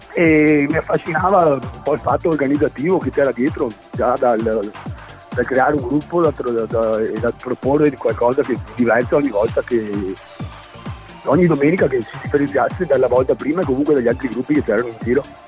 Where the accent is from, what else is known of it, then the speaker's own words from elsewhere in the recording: Galliera Veneta, Veneto, Italy; also born or lived in Padua; now in Vicenza, Italy; Sono, nato, sono, nato, a Padova, sono cresciuto a Galliera Veneta, adesso vivo a Vicenza.